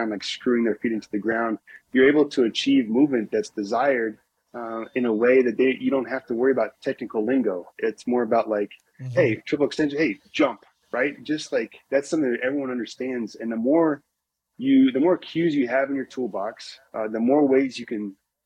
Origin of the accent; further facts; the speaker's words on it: Indiana, United States; moved away as an adult; also born or lived in Louisville, Kentucky; growing up in Indiana